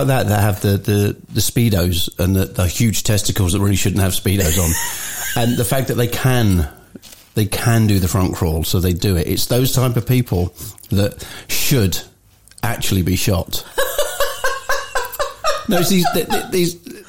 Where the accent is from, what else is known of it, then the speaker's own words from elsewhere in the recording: England, United Kingdom; as you do, being English, you're sort of standing and you're not upset anyone